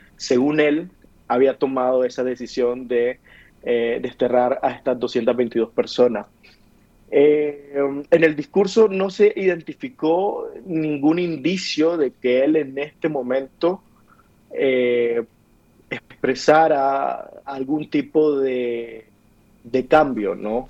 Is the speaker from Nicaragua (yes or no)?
yes; Nicaragua; moved away as an adult; now in Mexico City, Mexico; yo no estoy en Nicaragua, estoy en Ciudad de México debido eh, a la misma situación de la represión en mi país